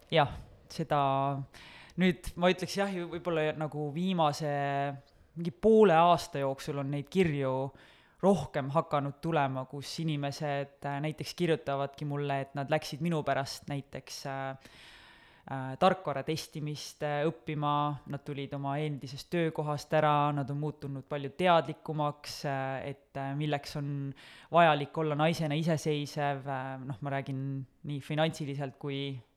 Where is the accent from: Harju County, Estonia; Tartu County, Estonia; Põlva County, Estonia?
Harju County, Estonia; Kose; kui sa kasvad üles kuskil väikeses külas, nagu mina kasvasin Kosel